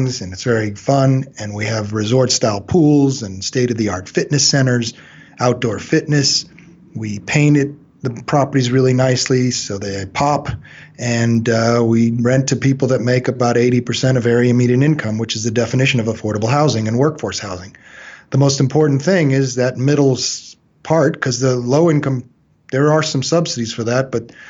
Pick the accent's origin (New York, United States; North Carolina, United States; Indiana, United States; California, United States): California, United States; Long Beach; I was born in Long Beach, California, 52 years ago.